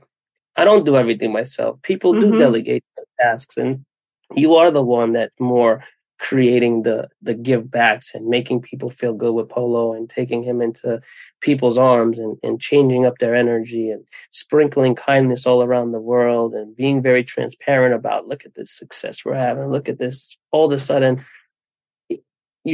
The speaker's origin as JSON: {"language": "English", "region": "New York", "country": "United States", "said": "I am a New Yorker"}